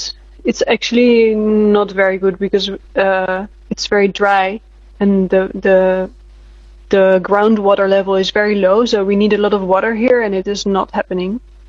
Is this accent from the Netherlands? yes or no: yes; Netherlands; now in Berlin, Germany; I am originally from the Netherlands, but I'm based in Berlin right now.